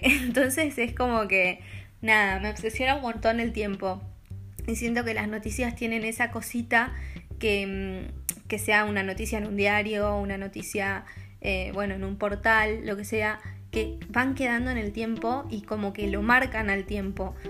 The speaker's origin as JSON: {"language": "Spanish", "country": "Argentina", "moved": "yes", "lives_now": "Copenhagen, Denmark", "said": "siendo una argentina viviendo en Copenhague"}